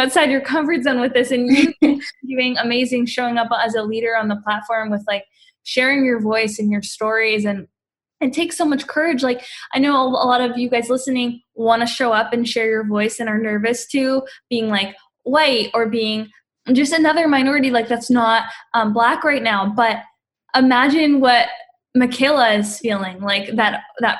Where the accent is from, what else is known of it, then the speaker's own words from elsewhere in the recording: Canada; I'm Canadian.